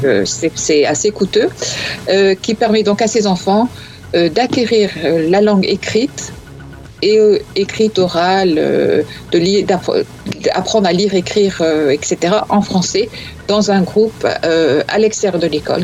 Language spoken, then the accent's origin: French; north of France, France; je viens de, du nord, comme toi. Donc je dis 20 avec un T au bout